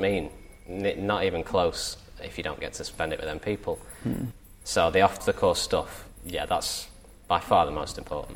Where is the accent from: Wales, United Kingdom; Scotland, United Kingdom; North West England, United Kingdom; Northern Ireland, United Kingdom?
North West England, United Kingdom; Southport; I grew up in Southport, which is a pretty big golfing town anyway